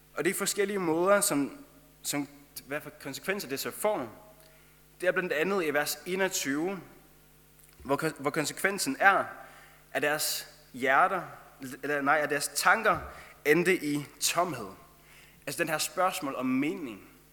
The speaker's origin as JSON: {"language": "Danish", "country": "Faroe Islands", "accent": "Faroese", "moved": "as an adult", "lives_now": "Denmark", "said": "jeg kommer fra Færøerne, og det er derfor, jeg har den færøske sang, som jeg har"}